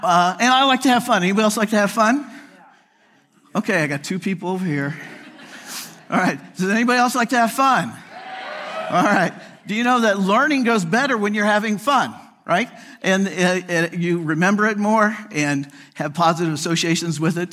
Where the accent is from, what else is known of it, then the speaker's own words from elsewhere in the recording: United States; moved away as an adult; also born or lived in Chicago / Phoenix / Atlanta; I grew up outside of Kansas City. I'm a Midwesterner.